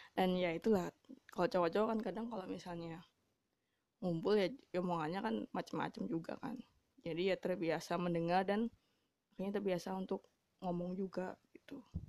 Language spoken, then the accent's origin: Indonesian; Java, Indonesia; saya sebenarnya orang Jawa